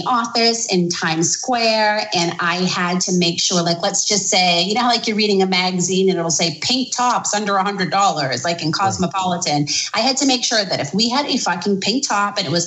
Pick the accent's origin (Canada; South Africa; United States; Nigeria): United States; Boston, Massachusetts; moved away as an adult; also born or lived in New York; I'm from New England. I'm from Boston